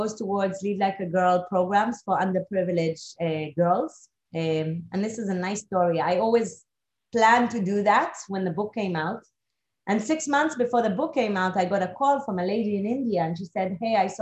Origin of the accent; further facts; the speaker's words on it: Israel; moved away; also born or lived in Geneva / Moscow / Singapore; I come originally from Israel